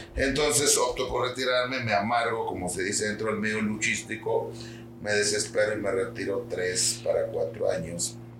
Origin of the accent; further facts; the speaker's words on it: Xalapa, Veracruz, Mexico; yo soy de Jalapa